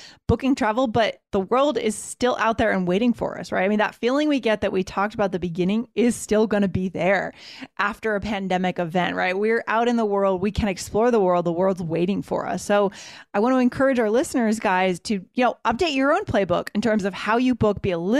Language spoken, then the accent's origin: English; East Coast, United States; now in Denver, United States; I'm from the East Coast, but I live in Denver.